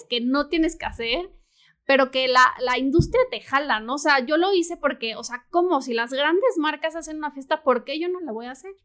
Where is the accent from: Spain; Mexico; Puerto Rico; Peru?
Mexico; Morelia, Michoacán; mis amigas de Morelia, porque soy de Morelia